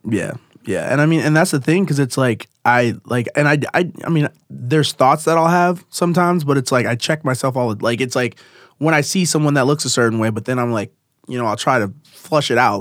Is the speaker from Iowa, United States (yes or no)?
yes; Davenport, Iowa, United States; I grew up in Davenport